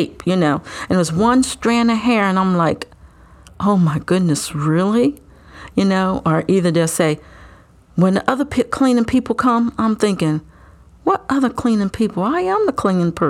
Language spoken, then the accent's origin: English; Delaware, United States; I was born and raised in Delaware, went to school here and graduated